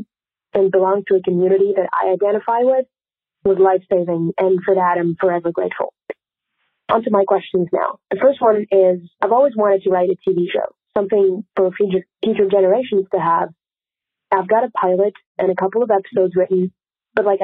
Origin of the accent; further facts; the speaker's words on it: Paris, Île-de-France, France; moved away as an adult; now in New York, United States; I'm from Paris and currently studying law in New York.